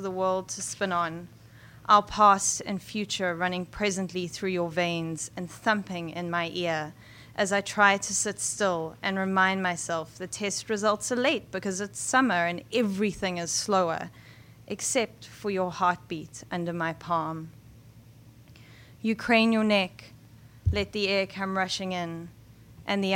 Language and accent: English; South Africa; also born or lived in Johannesburg, South Africa; now in New York, United States; we're all from South Africa.